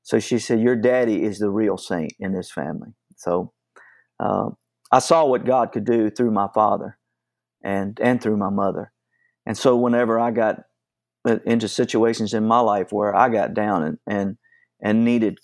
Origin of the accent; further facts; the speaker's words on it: Nelson County, Virginia, United States; also born or lived in Williamsburg, Virginia; I grew up in Nelson County, Virginia. I was born in Williamsburg, Virginia in 1955. And then we moved to Nelson County